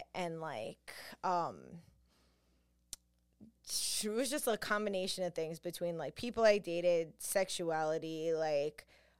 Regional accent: New York, United States; Listen, I'm from New York. This is just what we do. It's what we're raised in seeing and having

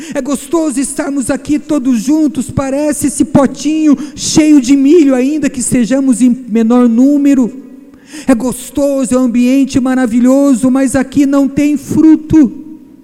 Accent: Bahia, Brazil; Eu sou baiano falso

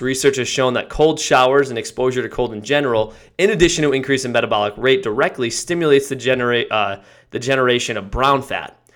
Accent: Connecticut, United States; I grew up in Connecticut

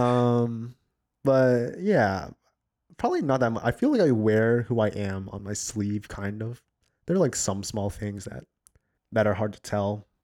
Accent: the South, United States; I'm from the States, you know, I'm from the, I'm from the South

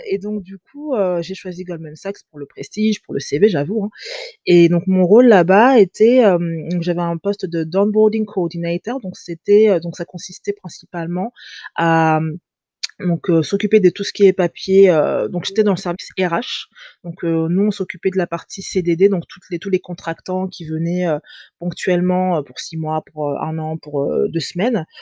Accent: France; also born or lived in England / Angola (ancestry); J'ai grandi en France, j'ai étudié en France jusqu'à l'âge de 19 ans.

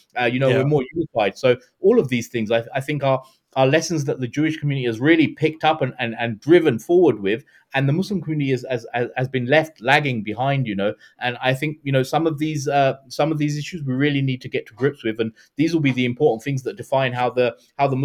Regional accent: London, United Kingdom; we grew up in London with a dearth, with nothing

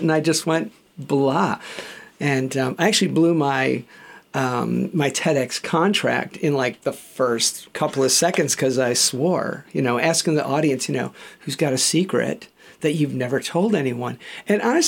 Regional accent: Chicago, Illinois, United States; moved away as an adult; now in Australia; I grew up in Chicago, and I'd come over here to Australia

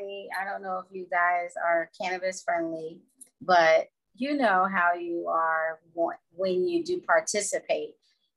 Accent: Midwest, United States; also born or lived in East Coast / Philadelphia; now in Nevada, United States; well, I'm from the Midwest, but I lived on the East Coast for 19 years.

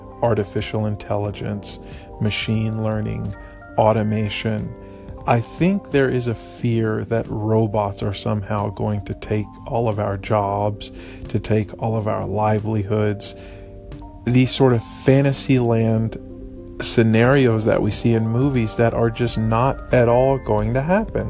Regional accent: East Texas, United States; we're from East Texas

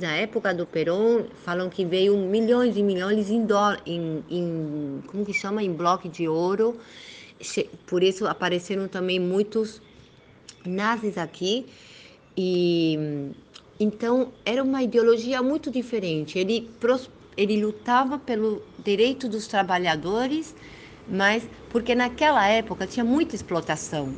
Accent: Argentina; eu sou argentina, filha de brasileira e meu pai libanês com descendência armênia. Eu sou primeira geração aqui na Argentina

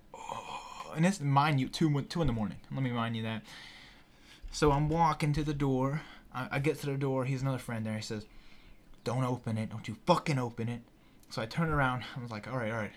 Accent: Greenville, South Carolina, United States; I was actually born in Greenville

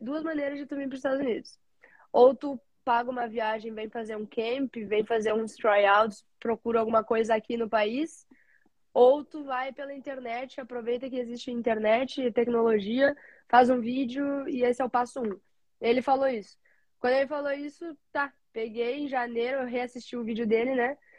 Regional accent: Rio Grande do Sul, Brazil; moved away as an adult; now in United States; eu sou do Rio Grande do Sul eu saí do interior do Rio Grande do Sul para jogar no outro interior do Rio Grande do Sul

